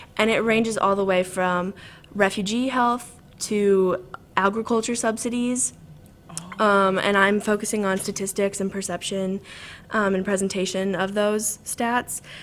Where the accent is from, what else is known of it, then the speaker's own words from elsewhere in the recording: Southern Illinois, United States; moved away as an adult; also born or lived in Chicago, Illinois; I'm from Southern Illinois, and I cool. moved around a little bit. Um, so I was born in a really small town with like 1,400 people, and I lived there until like middle school